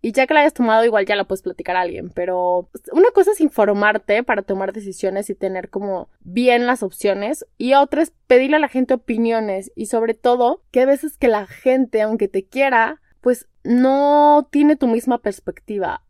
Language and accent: Spanish; Guadalajara, Jalisco, Mexico; moved away as an adult; also born or lived in Spain; now in Mexico City, Mexico; tengo 31 años, soy de Guadalajara, tengo un año y medio viviendo en Ciudad de México